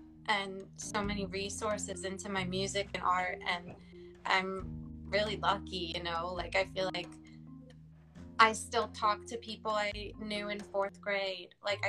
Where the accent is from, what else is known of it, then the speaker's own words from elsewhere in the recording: Michigan, United States; born there; also born or lived in Dayton; I feel like I'm not from Dayton originally. I was actually born in Michigan and moved military. My dad is Air Force, but I feel like I'm Dayton born and raised essentially now.